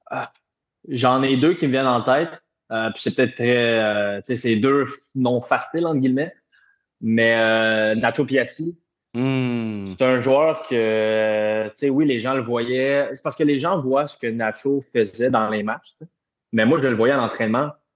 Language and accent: French; Repentigny, Quebec, Canada; also born or lived in Europe; now in Montreal, Canada; je suis chez moi à Montréal, puis je viens de Repentigny qui est pas trop loin